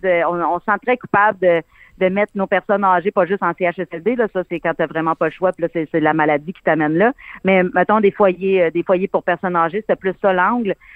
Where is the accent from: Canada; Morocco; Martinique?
Canada; Abitibi, Quebec; moi j'ai été élevée avec mes grands-parents, puis euh, mon arrière-grand-mère venait toujours passer les étés chez nous. On se passait ma mère, là, c'est vraiment le cas de le dire. Elle vivait chez de mes tantes pendant quelques mois. Après ça, les étés, elle venait chez nous en Abitibi